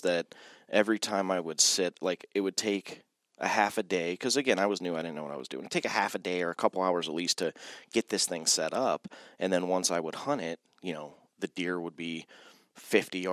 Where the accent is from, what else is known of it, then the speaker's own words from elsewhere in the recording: Austintown, Ohio, United States; also born or lived in Youngstown; I'm from Youngstown, born and raised, we'll talk technically Austintown